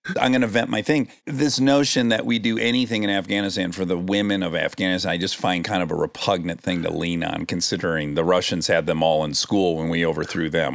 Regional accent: Detroit, Michigan, United States; I'm from Detroit, so I'm from the automotive industry.

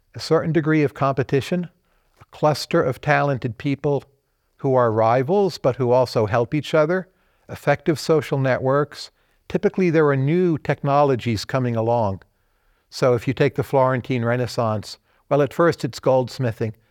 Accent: Kearny, New Jersey, United States; also born or lived in Bergen County, New Jersey; It was in, uh, northern New Jersey. So I was born in Kearney, New Jersey

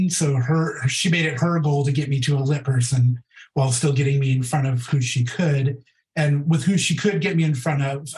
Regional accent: Portland, United States; moved away as an adult; now in Los Angeles, United States; I'm from Portland originally

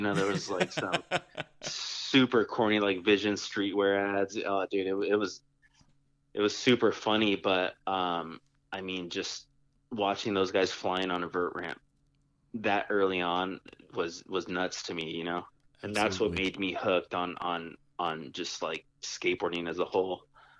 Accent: San Jose, California, United States; I'm from San Jose, California

